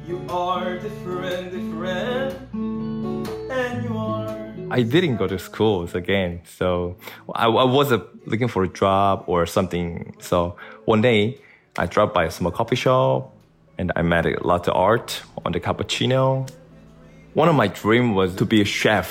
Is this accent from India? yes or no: no; South Korea; I'm from South Korea.